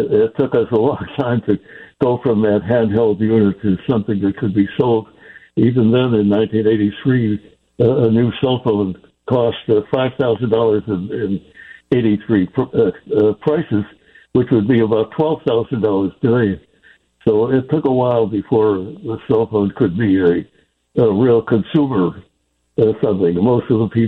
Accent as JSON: {"language": "English", "town": "Chicago", "region": "Illinois", "country": "United States", "moved": "yes", "said": "I am a Chicagoan originally"}